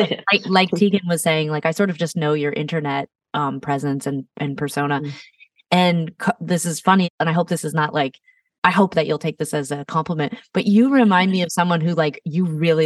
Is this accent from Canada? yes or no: yes; Canada; being Canadian